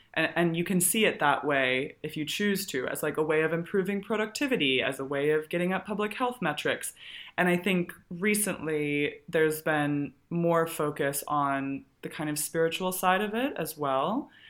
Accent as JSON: {"language": "English", "region": "Colorado", "country": "United States", "tie": "born or raised there", "said": "I grew up in Colorado."}